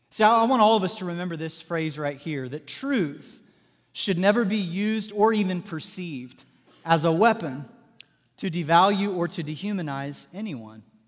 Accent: Southwest Missouri, United States; moved away as an adult; now in Indiana, United States; I'm from Southwest Missouri

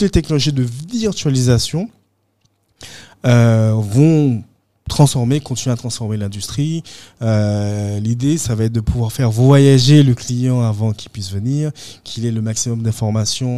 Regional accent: Guadeloupe; moved away; je pense avoir gardé toujours un contact avec la Guadeloupe.

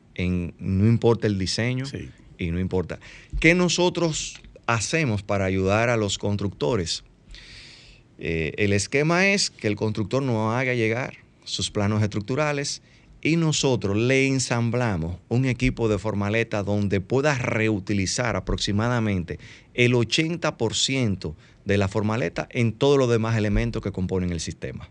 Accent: Dominican Republic; somos dominicanos y sabemos cómo se manejan las cosas aquí en las obras

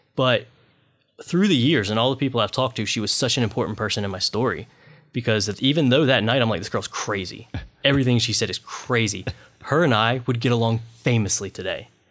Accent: Washington, North Carolina, United States; I grew up in Washington, North Carolina.

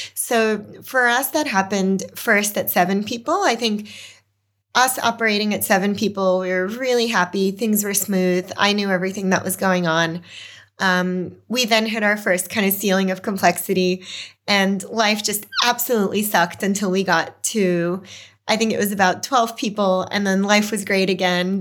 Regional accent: New York City, New York, United States; moved away as an adult; also born or lived in Belarus / Boston; now in Australia; growing up in Brooklyn, communities really formed on street corners

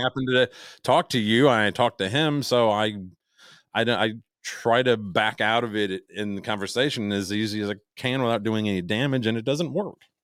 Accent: Chicago, Illinois, United States; moved away; I am from Chicago

